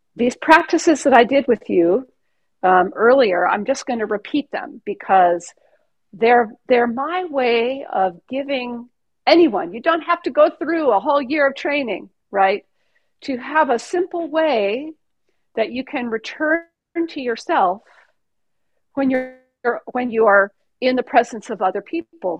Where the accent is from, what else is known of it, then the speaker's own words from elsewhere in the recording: California, United States; I'm from California